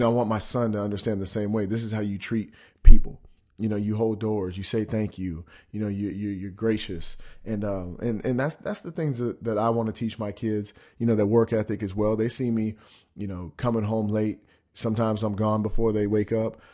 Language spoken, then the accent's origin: English; Spokane, Washington, United States; also born or lived in Sacramento, California; I grew up in Spokane, Washington. You know, I was born in Sacramento. We lived there until I was about six.